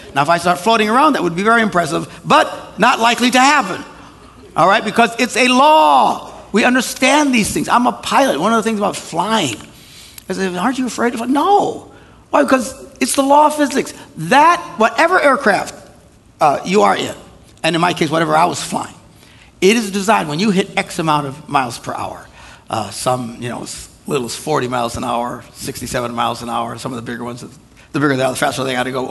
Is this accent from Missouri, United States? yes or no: no; Wisconsin, United States; we're from Wisconsin